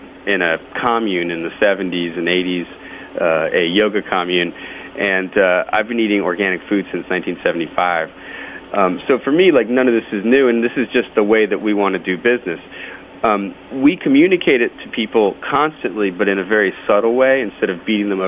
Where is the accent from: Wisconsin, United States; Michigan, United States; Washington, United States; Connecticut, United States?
Connecticut, United States; Hartford; I'm from the Northeast myself. I'm from Hartford, in the next state over